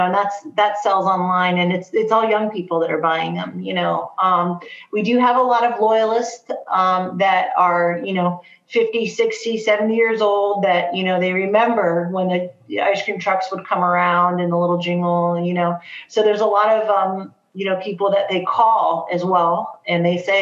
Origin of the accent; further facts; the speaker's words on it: New Jersey, United States; now in Ohio, United States; I'm originally from New Jersey, so I have a very, you know, East Coast, you know, New York mentality about how I run my business